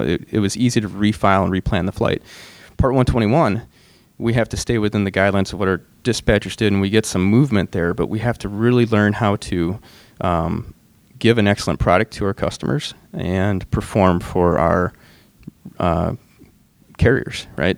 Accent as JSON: {"language": "English", "region": "Michigan", "country": "United States", "moved": "yes", "lives_now": "Minnesota, United States", "said": "I'm from Michigan"}